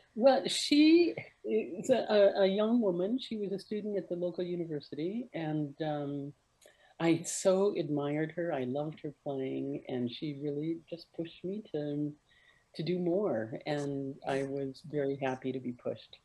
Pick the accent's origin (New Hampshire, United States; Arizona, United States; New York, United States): Arizona, United States; I grew up in Arizona, uh, in the, the desert southwest of the United States